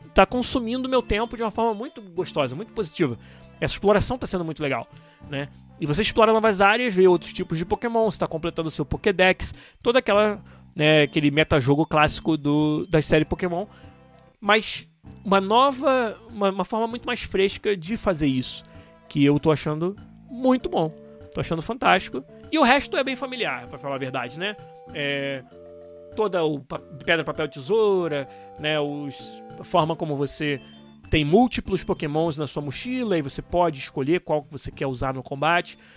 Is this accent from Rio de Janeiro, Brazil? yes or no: yes; Rio de Janeiro, Brazil; de onde eu venho, do Rio de Janeiro